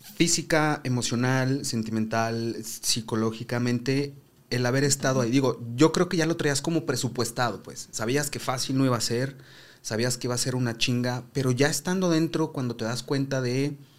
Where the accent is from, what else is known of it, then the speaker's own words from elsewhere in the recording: Zacatecas, Mexico; vengo de Zacatecas